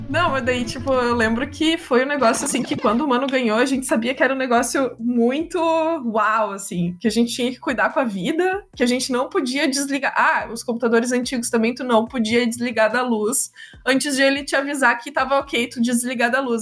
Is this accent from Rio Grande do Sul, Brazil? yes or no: yes; Viamão, Rio Grande do Sul, Brazil; also born or lived in Porto Alegre; Eu sou de Porto Alegre, mas eu morei boa parte da vida em Viamão